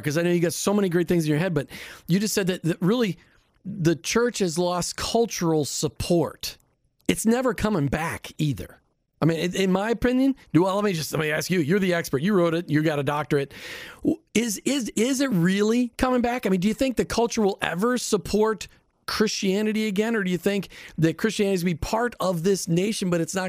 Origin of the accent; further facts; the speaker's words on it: Minnesota, United States; because I grew up in Minnesota where everybody's just nice